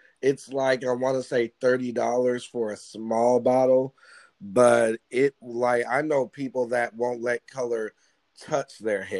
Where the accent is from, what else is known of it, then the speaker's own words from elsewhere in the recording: Dallas, Texas, United States; I'm from Dallas.